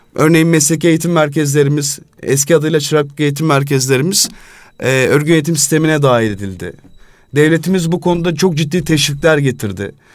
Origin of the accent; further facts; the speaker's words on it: Istanbul, Turkey; İstanbul'da doğdum, büyüdüm.